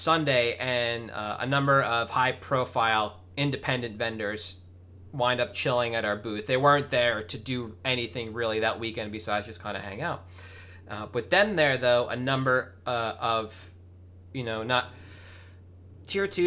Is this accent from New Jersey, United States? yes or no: yes; New Jersey, United States; I grew up in Jersey